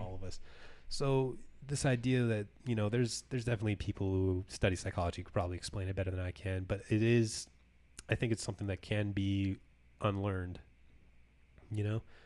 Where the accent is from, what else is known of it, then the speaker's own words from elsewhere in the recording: California, United States; moved away; my hometown of California